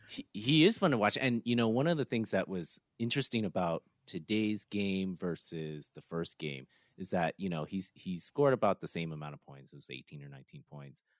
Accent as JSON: {"language": "English", "area": "the Bay Area", "region": "California", "country": "United States", "said": "I'm from the Bay"}